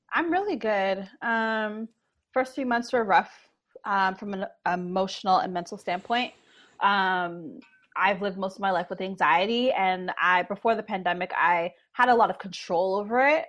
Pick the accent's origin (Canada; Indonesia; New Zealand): Canada; Toronto, Ontario; Born and raised